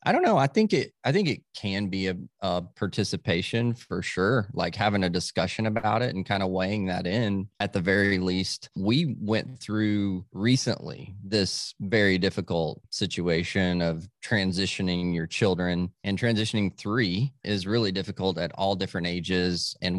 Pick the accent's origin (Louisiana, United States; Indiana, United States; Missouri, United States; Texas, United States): Texas, United States; Dallas; born there; So I was born in Dallas, but all my family's from Tennessee, all the southern states we lived.